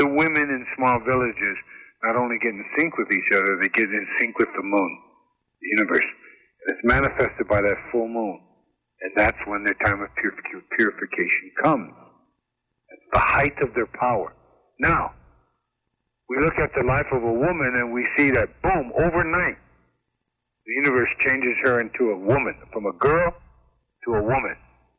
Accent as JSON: {"language": "English", "country": "United States", "said": "So I am an Indian. What makes me Lakota? What makes me Oglala and Yankton? What makes me Crow? I've got Crow blood."}